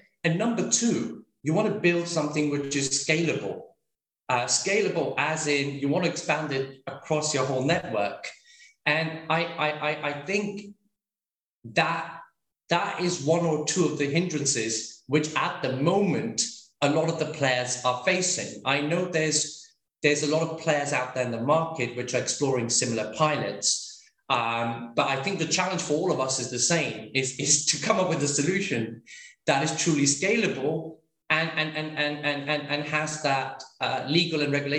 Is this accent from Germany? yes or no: no; London, United Kingdom; also born or lived in India; I was born in London, but I've lived between India and the UK. Whilst I was doing my schooling.